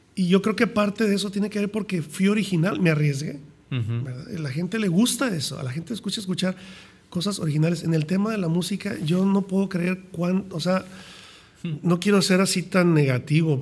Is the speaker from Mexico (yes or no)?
yes; Mexico; yo soy mexicano, crecí en México